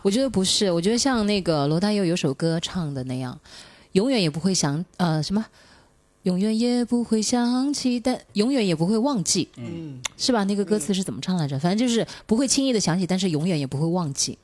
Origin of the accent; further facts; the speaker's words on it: Shenzhen, Guangdong, China; 家就是好像我们深圳人最后的一个堡垒